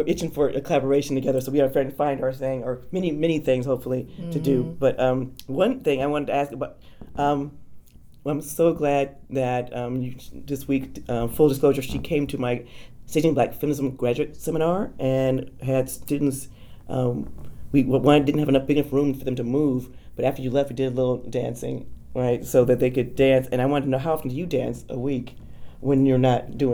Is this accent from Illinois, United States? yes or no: no; California, United States; moved away as an adult; also born or lived in New York; now in Austin, United States; I'm a Californian